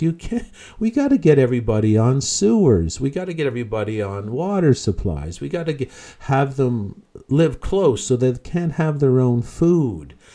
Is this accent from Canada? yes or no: yes; Newfoundland and Labrador, Canada; moved away; I'm originally from Newfoundland